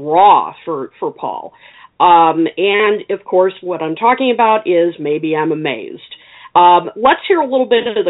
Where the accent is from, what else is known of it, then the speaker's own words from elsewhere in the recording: Illinois, United States; my home state of Illinois. So I have to give props to my own people.